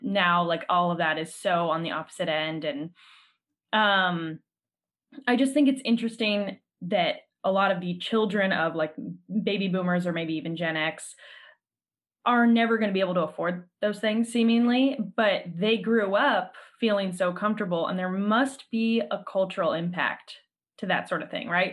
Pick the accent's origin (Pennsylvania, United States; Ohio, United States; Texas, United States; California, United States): California, United States; as a Californian